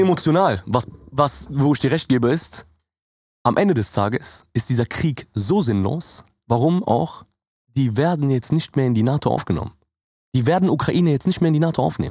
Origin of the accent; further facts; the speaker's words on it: Jordan; now in Germany; bei uns in Jordanien